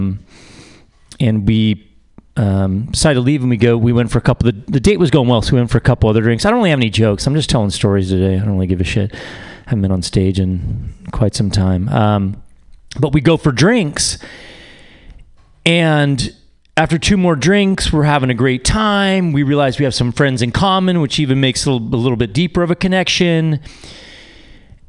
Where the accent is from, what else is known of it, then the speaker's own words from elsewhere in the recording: United States; I'm American.